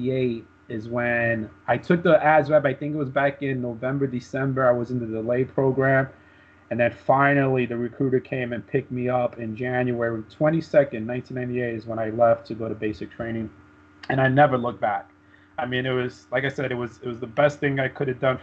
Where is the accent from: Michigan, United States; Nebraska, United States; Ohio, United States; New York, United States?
New York, United States; New York City; moved away as an adult; growing up in Brooklyn